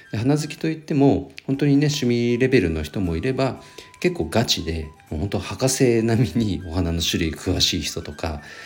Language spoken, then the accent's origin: Japanese; Hokushin area, Nagano, Japan; 僕の地元長野県のこの北信エリア